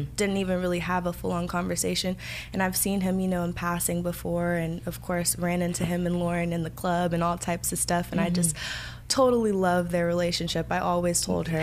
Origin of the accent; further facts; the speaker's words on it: Los Angeles, California, United States; accent: Valley girl; now in San Fernando Valley, United States; I grew up over in Crenshaw